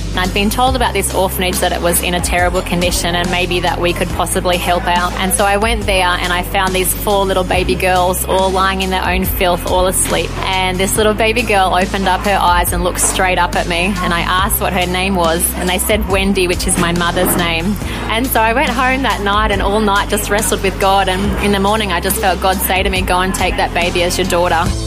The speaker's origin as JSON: {"language": "English", "town": "Dubbo", "region": "New South Wales", "country": "Australia", "tie": "born or raised there", "also_born_or_lived": "England", "moved": "as an adult", "lives_now": "Uganda", "said": "I was born in Dubbo and I was there for the first 18 years of my life"}